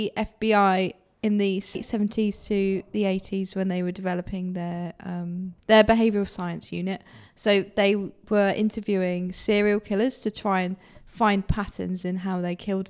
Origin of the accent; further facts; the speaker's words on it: Ipswich, East of England, United Kingdom; I'm not from Lowestoft, by the way. I'm from Ipswich.